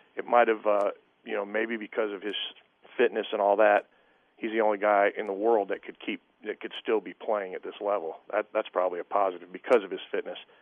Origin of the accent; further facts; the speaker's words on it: United States; I'm an American